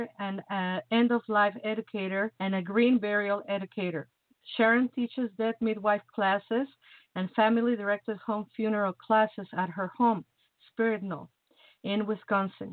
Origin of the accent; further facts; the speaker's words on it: Mexico; now in Chicago, United States; I'm from the tropic, you know. I'm from Mexico